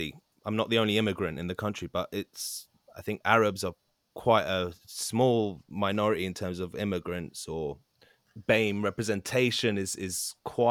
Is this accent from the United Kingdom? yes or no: yes; London, United Kingdom; In Ealing, West London, born and raised